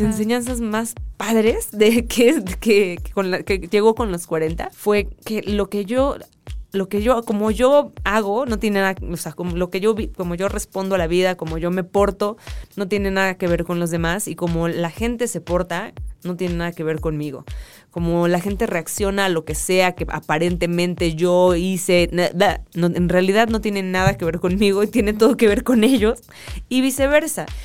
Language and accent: Spanish; Mexico; no tenía look de total mexicana